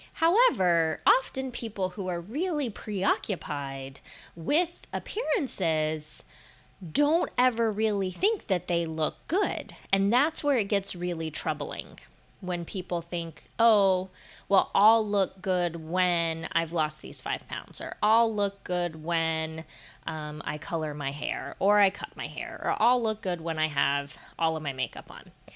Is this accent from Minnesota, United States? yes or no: no; Florida, United States; moved away; I grew up in Florida.